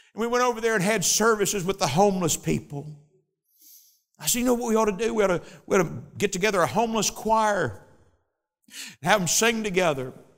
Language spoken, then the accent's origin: English; United States; I'm an American